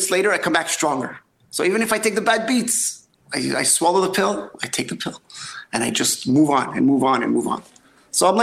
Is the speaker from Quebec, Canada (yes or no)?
yes; Montreal, Quebec, Canada; I'm born and raised in Montreal